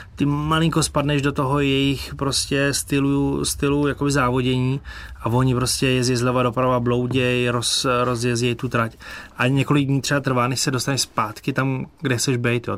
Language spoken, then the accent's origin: Czech; Czechia; Z Čech.